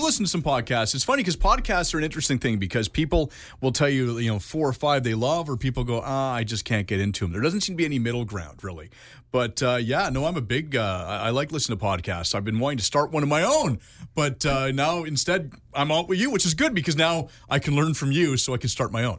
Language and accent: English; Canada; I'm Canadian